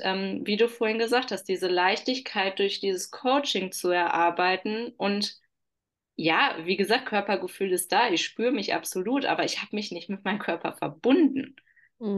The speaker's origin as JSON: {"language": "German", "town": "Oberhausen", "region": "North Rhine-Westphalia", "country": "Germany", "said": "ich komme aus Oberhausen, aus äh, ja, der Schleife des Ruhrpots"}